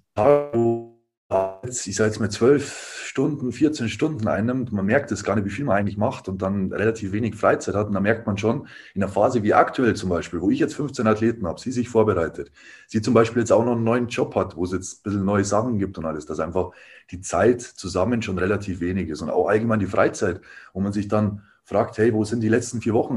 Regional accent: Dingolfing, Bavaria, Germany; moved away as an adult; also born or lived in Landshut; now in Nuremberg, Germany; ich bin eigentlich aus Landshut, quasi Niederbayern. Ähm, eigentlich noch tiefer quasi in Dingolfing

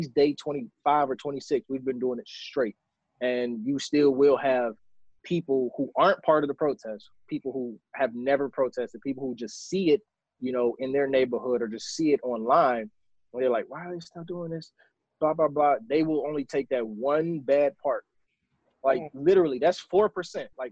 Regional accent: Chicago, Illinois, United States; now in Milwaukee, United States; I'm from Chicago, but I've been in Milwaukee for a few years

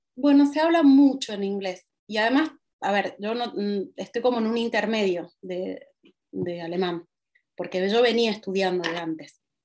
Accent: Argentina; moved away as an adult; also born or lived in Portugal; now in Berlin, Germany

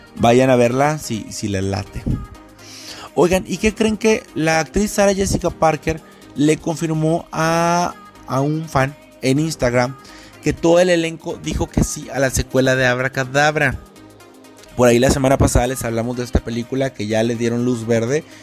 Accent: Ciudad Valles, San Luis Potosí, Mexico; now in Monterrey, Mexico; yo no soy de aquí de, Monterrey, yo soy de San Luis Potosí, de Ciudad Valles específicamente

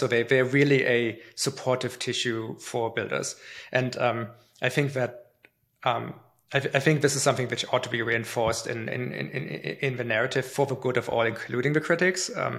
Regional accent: Canada; But like if Germany plays Canada in hockey, I'm Canadian, right?

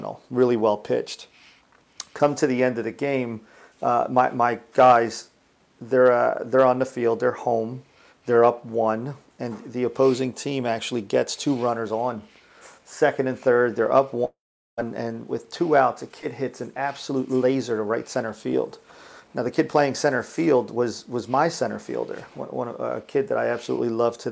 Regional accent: Dominican Republic; moved away; I'm from the Dominican Republic

